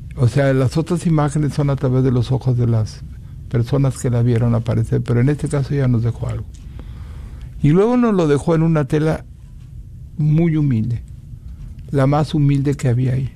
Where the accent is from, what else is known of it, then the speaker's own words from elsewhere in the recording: Celaya, Guanajuato, Mexico; now in Dallas, United States; yo soy de Celaya, Guanajuato